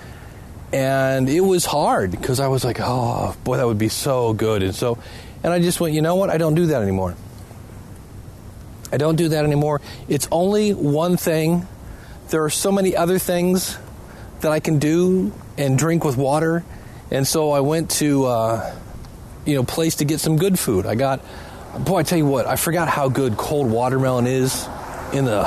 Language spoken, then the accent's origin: English; Ohio, United States; also born or lived in Cleveland, Ohio; I live in Cleveland, Ohio